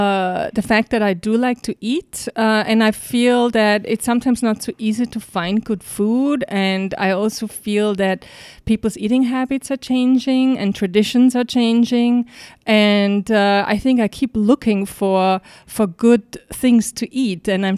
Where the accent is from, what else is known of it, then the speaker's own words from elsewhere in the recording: Salzburg, Austria; moved away as an adult; also born or lived in Vienna; now in New York, United States; I grew up in Salzburg.